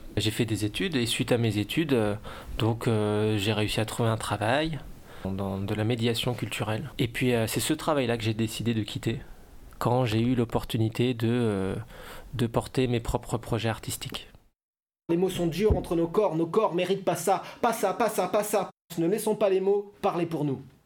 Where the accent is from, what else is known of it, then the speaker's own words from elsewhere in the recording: Dijon, Bourgogne-Franche-Comté, France; now in Lyon, France; J'habite à Lyon. Je viens de Dijon.